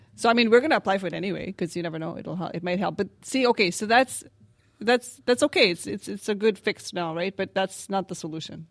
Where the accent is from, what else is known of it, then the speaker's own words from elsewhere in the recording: Canada; as a Canadian